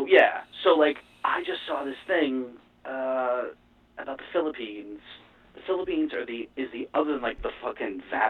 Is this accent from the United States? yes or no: yes; Florida, United States; Well, I'm from Florida